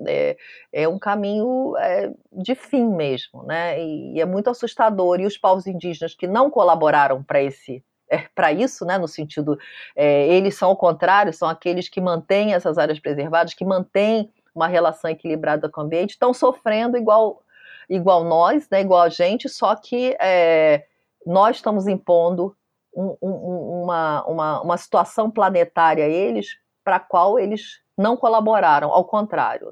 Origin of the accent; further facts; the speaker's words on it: Brazil; eu sou brasileira